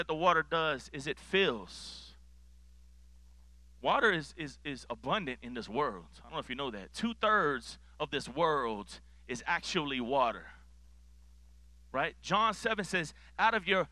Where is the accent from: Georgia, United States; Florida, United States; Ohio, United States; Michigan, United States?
Florida, United States; Miami; I grew up in Miami, Florida